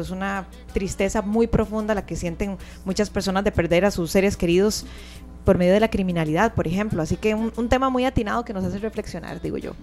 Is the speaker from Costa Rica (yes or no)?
yes; Costa Rica